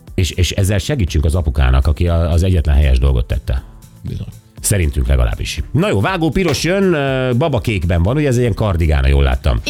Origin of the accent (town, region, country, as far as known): Szeged, Csongrád-Csanád, Hungary